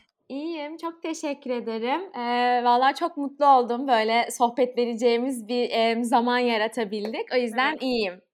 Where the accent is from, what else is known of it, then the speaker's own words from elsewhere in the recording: Istanbul, Turkey; ben 15 Kasım 1993 İstanbul doğumluyum.